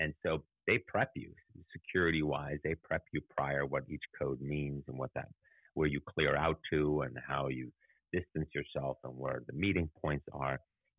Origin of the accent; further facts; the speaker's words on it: Munich, Bavaria, Germany; moved away; But I also grew up in Munich, where the Olympics had their first terrorist attack.